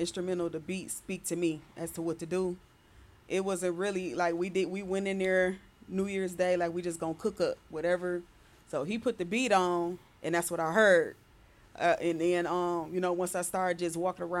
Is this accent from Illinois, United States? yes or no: no; Detroit, Michigan, United States; I was born on the east side and moved to the west side when I was 8 years old. So I just say I'm both sides.